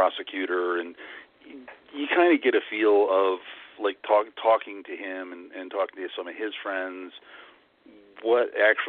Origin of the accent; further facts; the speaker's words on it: Northeast, United States; also born or lived in New York City / Philadelphia / Los Angeles; now in Florida, United States; since I'm from the Northeast, and I've lived all over the place